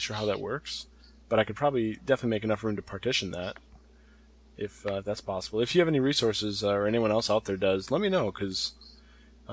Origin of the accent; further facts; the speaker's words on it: United States; I'm an American